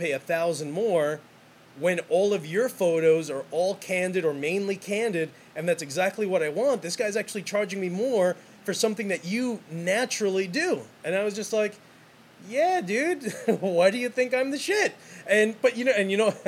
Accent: New York City, New York, United States; I'm from New York City. That's how it's always been. That's all. That's how I'm raised.

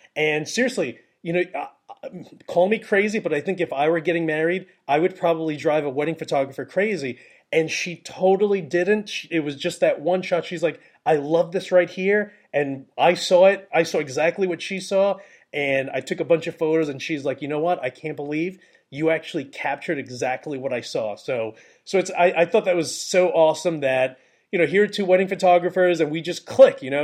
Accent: New York, United States; I'm from New York

